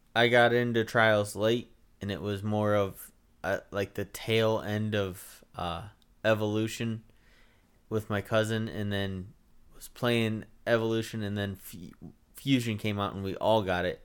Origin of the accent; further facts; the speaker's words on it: United States; I'm American